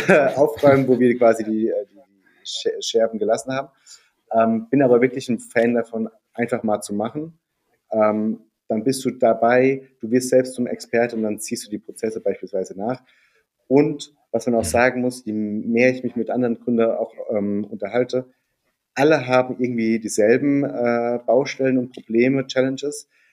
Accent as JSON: {"language": "German", "area": "near Darmstadt", "region": "Hesse", "country": "Germany", "tie": "born or raised there", "also_born_or_lived": "Heidelberg", "moved": "as an adult", "said": "bin in äh, der Nähe von Darmstadt aufgewachsen, also wirklich auf dem Dorf mit mehr Kühen als Einwohnern"}